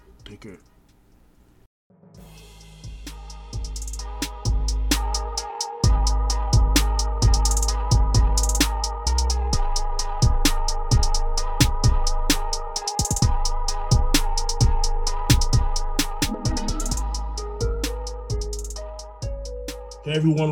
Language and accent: English; Orlando, Florida, United States; also born or lived in Brooklyn, New York; I'm a native New Yorker, but I'm a Florida. I grew up in Orlando.